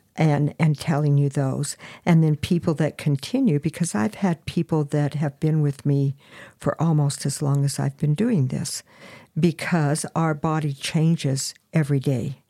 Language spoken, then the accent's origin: English; Farmington, New Mexico, United States; I was actually born in Farmington, New Mexico, the little old San Juan hospital